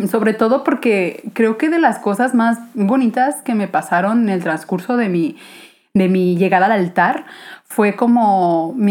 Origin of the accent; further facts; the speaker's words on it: Guadalajara, Jalisco, Mexico; soy aquí de Guadalajara